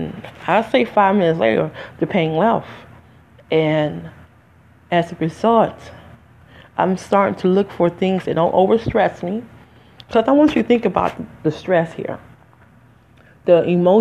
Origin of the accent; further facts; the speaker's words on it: Detroit, Michigan, United States; accent: African American; now in New Jersey, United States; I'm from Detroit, by the way. But I live in Jersey today